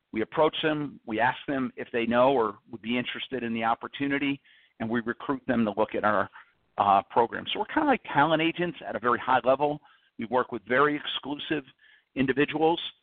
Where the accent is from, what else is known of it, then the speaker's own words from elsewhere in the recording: New Jersey, United States; I grew up on the East Coast in New Jersey